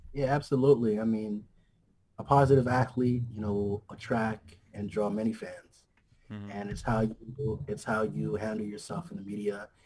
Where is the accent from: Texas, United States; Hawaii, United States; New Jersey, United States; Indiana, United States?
Hawaii, United States; also born or lived in New York; raised okay. out here in Hawaii